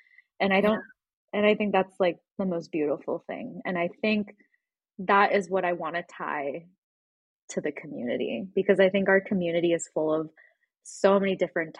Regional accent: United States; And maybe that's also the beauty of being Japanese American. We can kind of choose our own path.

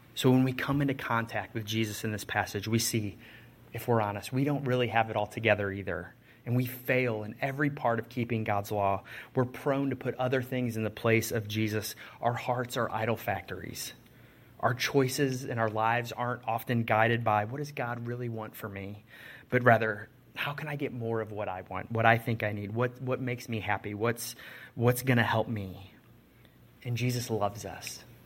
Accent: Chicago, Illinois, United States; I'm from Chicago

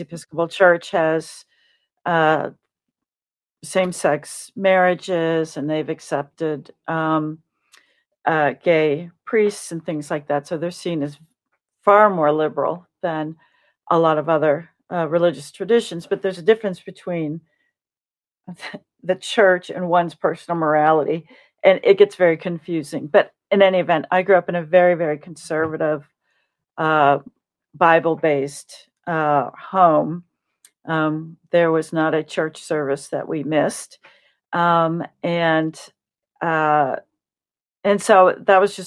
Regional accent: Illinois, United States; I grew up in Illinois

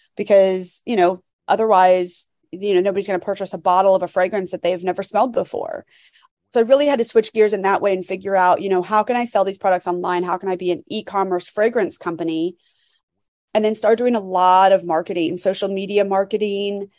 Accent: Florida, United States; so I'm from Florida

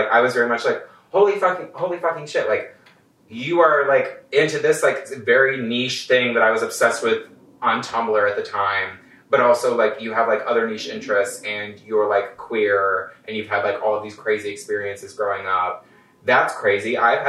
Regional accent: Michigan, United States; I'm originally from Michigan. Worst comes to worst, it's like an hour and a half drive away from like where my family lives in Michigan.

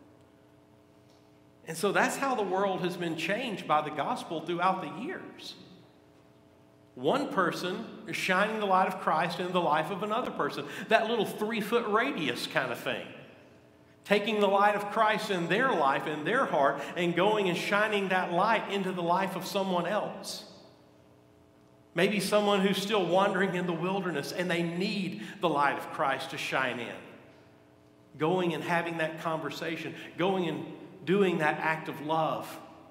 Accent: Gadsden, Alabama, United States; I grew up in Gadsden

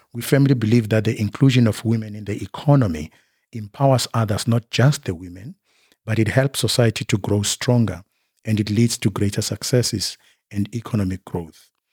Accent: Bushbuckridge, Mpumalanga, South Africa; I was born in Mpumalanga, Bushbuck Ridge. That's where I was born and bred.

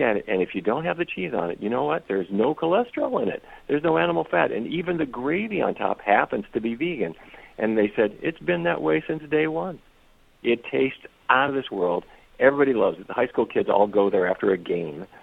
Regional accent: Fargo, North Dakota, United States; I don't know if you've ever been to Fargo, but that's where I grew up

